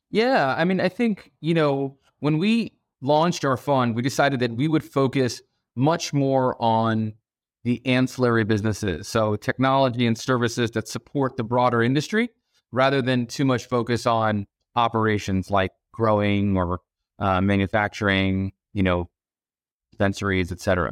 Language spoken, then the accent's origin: English; Boston, Massachusetts, United States; moved away as an adult; also born or lived in Abu Dhabi, United Arab Emirates / New York / San Francisco / Hong Kong; now in Los Angeles, United States; we moved to Boston when I was about six years old. Uh, and that's largely where I was raised through college